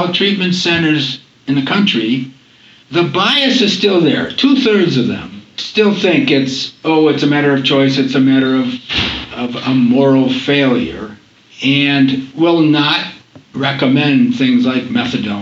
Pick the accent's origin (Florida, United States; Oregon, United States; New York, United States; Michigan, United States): New York, United States; Rochester; also born or lived in Boston, United States / Syracuse, United States; I grew up in Rochester, New York.